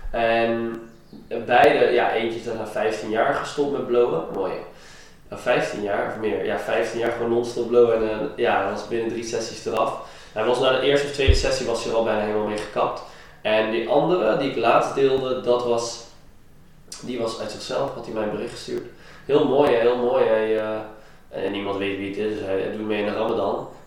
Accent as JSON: {"language": "Dutch", "country": "Iran", "said": "ik kom zelf uit Iran, daar is het ook niet altijd top."}